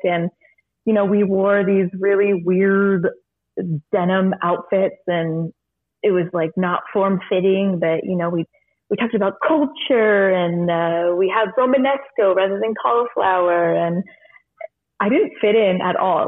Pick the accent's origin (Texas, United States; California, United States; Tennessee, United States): California, United States; Monterey; now in Sonoma County, United States; I am originally from Monterey, California, and I live in Sonoma County and work in Napa